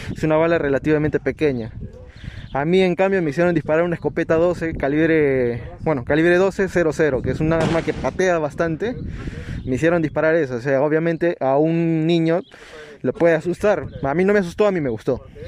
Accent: Nazca, Ica, Peru; moved away; yo soy de Nazca, no, en Nazca no hay muchos polígonos.

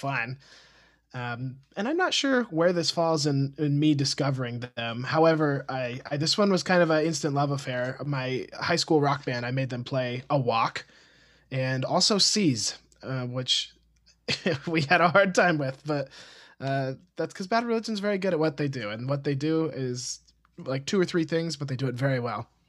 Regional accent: Montana, United States; moved away as an adult; also born or lived in Los Angeles; now in Austin, United States; I grew up in Montana in a small, like, conservative retirement community

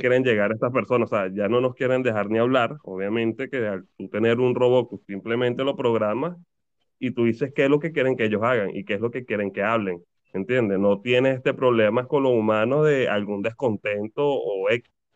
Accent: Venezuela; now in Argentina

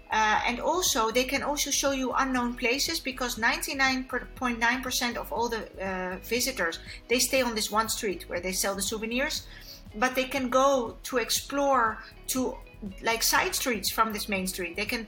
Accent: Kenya; born there; I was born in Kenya, so it's very close to my heart. Yeah, I'm like African.

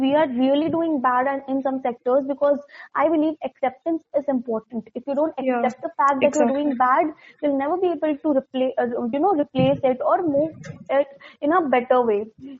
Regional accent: India; I'm an Indian

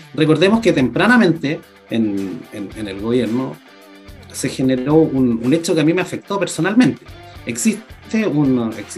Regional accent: Puerto Montt, Los Lagos, Chile; yo soy ciudadano de Puerto Montt, periodista de profesión

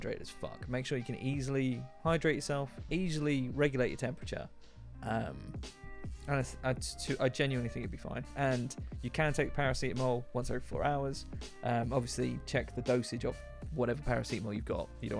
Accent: United Kingdom; I'm British

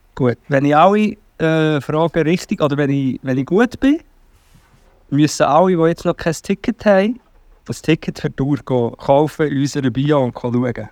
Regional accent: Portugal; moved away; ich bin ja in Portugal aufgewachsen

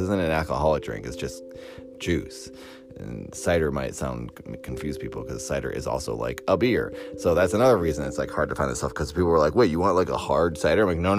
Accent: Massachusetts, United States; now in Los Angeles, United States; Nantucket Island, which is the island off of Massachusetts, which is where I'm from. I'm from New England

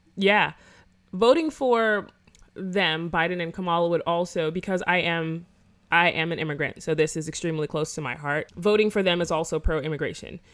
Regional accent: Florida, United States; I'm from Florida

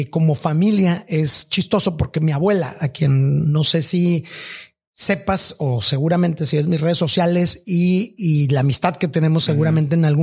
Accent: Ciudad Obregón, Sonora, Mexico; also born or lived in Sahuaripa / Mexico City; yo crecí en, bueno, nací en Ciudad Obregón. Eh, después mis papás vivían en un trabajo de misioneros evangélicos en, en la Sierra de Sonora, que era Zaguaripa y eh, después nos fuimos a Ciudad de México.

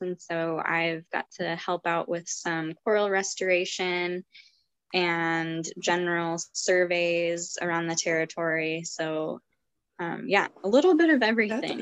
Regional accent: Montana, United States; I grew up in Montana, very landlocked state

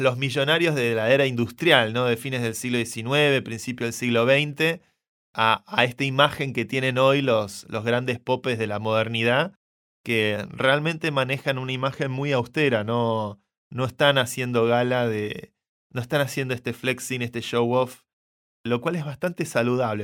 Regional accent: Argentina; Lo digo como argentino.

